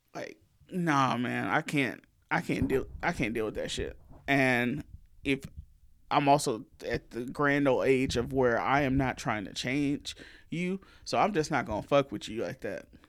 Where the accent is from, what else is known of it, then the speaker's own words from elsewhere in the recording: the South, Southern United States, United States; accent: country; We are still Southerners